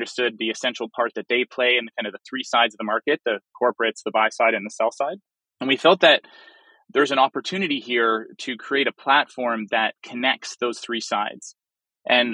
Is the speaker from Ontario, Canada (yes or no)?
yes; Toronto, Ontario, Canada; I'm born and raised in Toronto